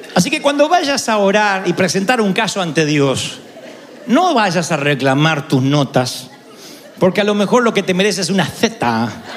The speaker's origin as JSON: {"language": "Spanish", "country": "Argentina", "said": "nadie me conoce en mi país"}